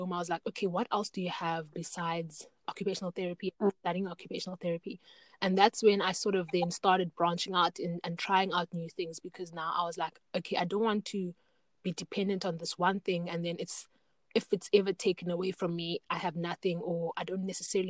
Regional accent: Knysna, Western Cape, South Africa; my hometown, Knysna

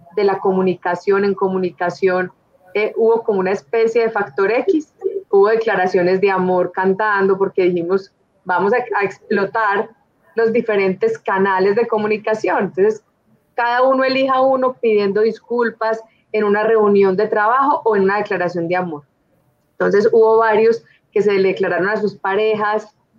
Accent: Manizales, Caldas, Colombia; yo soy de Manizales, una familia con raíces paisas

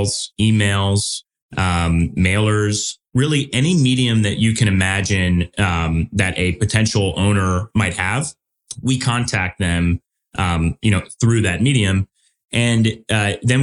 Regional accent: Midwest, United States; Being a Midwesterner

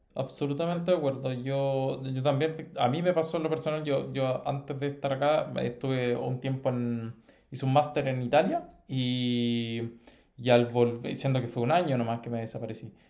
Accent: Chile; moved away as an adult; also born or lived in Italy; now in Spain; Nosotros estamos eh, mal acostumbrado como chilenos

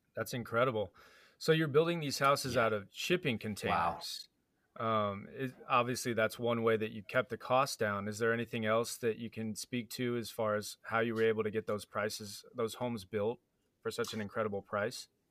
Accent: Bay Area, California, United States; born and raised in the Bay Area

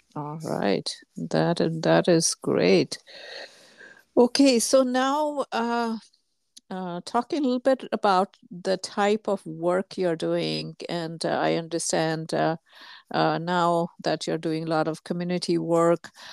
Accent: India; moved away; my home country, India

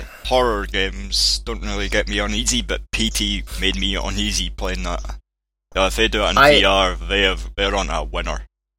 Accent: Scotland, United Kingdom; I'm Scottish.

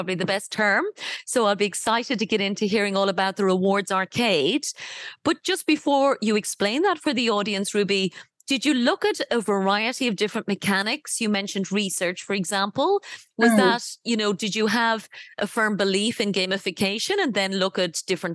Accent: Ireland; I come from Ireland

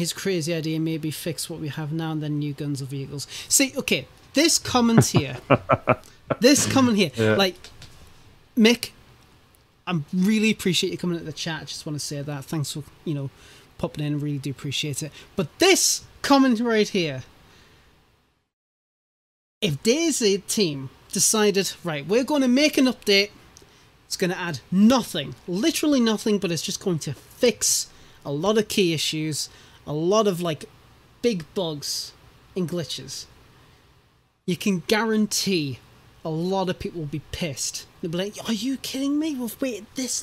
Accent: United Kingdom; I'm British

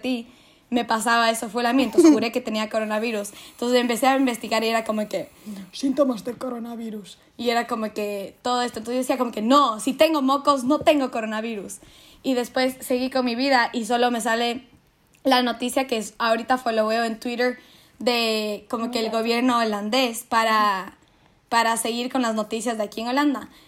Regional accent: Quito, Pichincha, Ecuador; now in Netherlands; soy quiteña

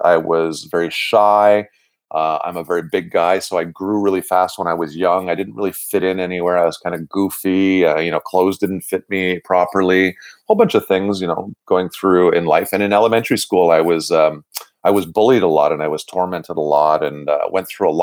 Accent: Montreal, Quebec, Canada; I'm born and raised in Verdun. I grew up in the same house that I live in today.

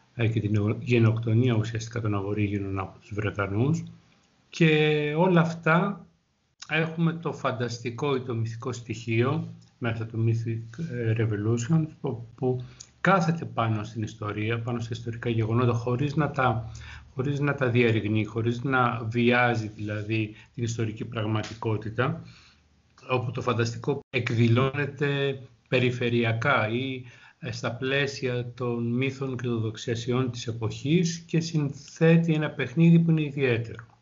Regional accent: Greece; σαν Έλληνας

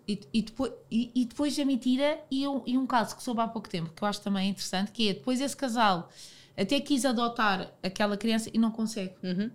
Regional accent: Portugal; eu, como portuguesa

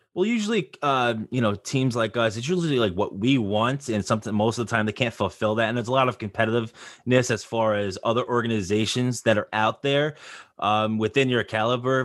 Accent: Long Island, New York, United States; I am from Long Island, New York

